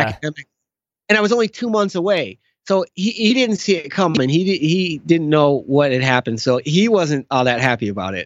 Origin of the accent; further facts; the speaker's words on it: outside of Chicago, Illinois, United States; I was born and raised outside of Chicago.